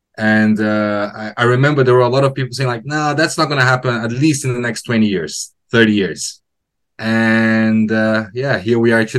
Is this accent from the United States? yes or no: no; Brazil; now in United Kingdom; we live in UK. Ashley is from UK. Okay. And I'm from Brazil.